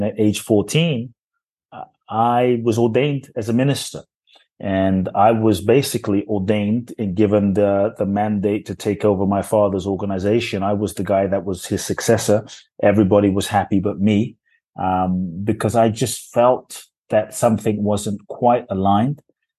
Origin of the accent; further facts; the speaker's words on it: London, United Kingdom; also born or lived in Ghana; I was born in Ghana, West Africa. Excuse me. My father's from Ghana. My mother's Japanese. I grew up in London.